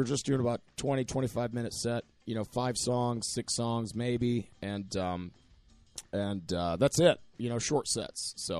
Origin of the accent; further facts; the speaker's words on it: Michigan, United States; I'm from the Midwest. I'm from Michigan.